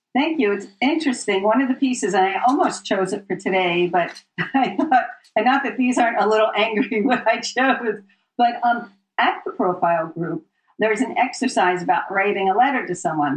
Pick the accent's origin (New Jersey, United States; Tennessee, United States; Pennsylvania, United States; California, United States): Pennsylvania, United States; Philadelphia; moved away as an adult; also born or lived in New York City; I grew up in the Philadelphia area